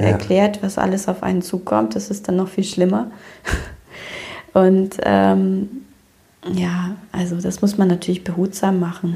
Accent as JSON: {"language": "German", "country": "Romania", "also_born_or_lived": "Germany", "moved": "yes", "lives_now": "Cologne, Germany", "said": "ich komme ja aus Rumänien ursprünglich"}